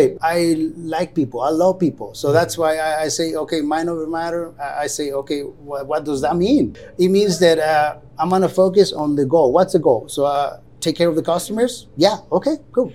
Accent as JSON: {"language": "English", "area": "San Antonio Aguas Calientes, Antigua", "region": "Sacatepéquez", "country": "Guatemala", "tie": "born or raised there", "moved": "as an adult", "lives_now": "Santa Fe, United States", "said": "I'm from Guatemala, in a little town called San Antonio, Antigua"}